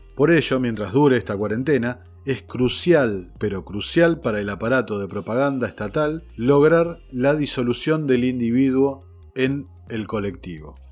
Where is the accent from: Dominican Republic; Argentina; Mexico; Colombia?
Argentina; el nuestro